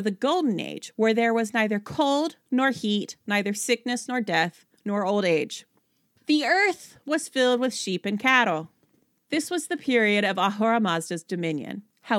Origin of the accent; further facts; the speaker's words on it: Philippi, West Virginia, United States; that's like saying that the church that I was raised in Philippi, West Virginia, was the same as like the congregation of the Philippians to whom Paul wrote.